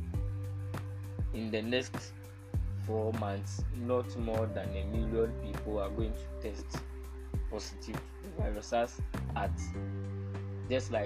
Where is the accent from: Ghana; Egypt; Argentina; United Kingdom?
Ghana; speaking as a Ghanaian